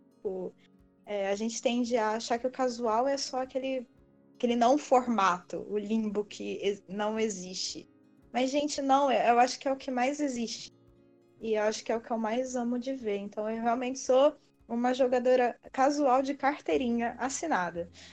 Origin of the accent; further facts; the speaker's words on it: Petrópolis, Rio de Janeiro, Brazil; also born or lived in Bauru, São Paulo; eu atu atualmente moro em Petrópolis, no Rio de Janeiro. Fui criada aqui, apesar de ser nascida no interior de São Paulo, sou bauruense.